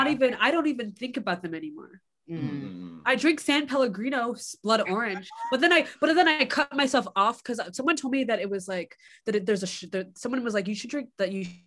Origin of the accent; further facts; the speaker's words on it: Nigeria; I'm a Nigerian.